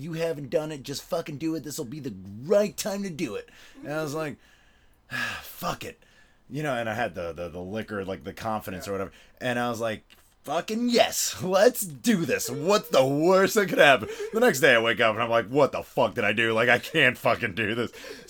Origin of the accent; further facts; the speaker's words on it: Venezuela; also born or lived in Florida, United States / Argentina; I was born in Venezuela, and I sort of, like, went back and forth my whole life between Florida and Venezuela, and then I also lived in Argentina.